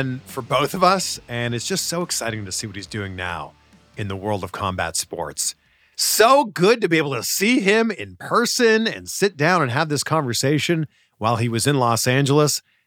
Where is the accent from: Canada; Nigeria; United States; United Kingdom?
Canada; someone like me growing up in Canada